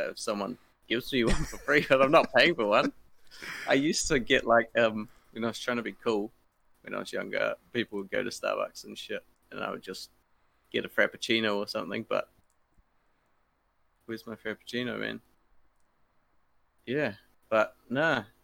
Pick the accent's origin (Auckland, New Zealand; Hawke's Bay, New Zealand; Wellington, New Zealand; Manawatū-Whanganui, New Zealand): Wellington, New Zealand; born there; And I was born in Wellington, New Zealand.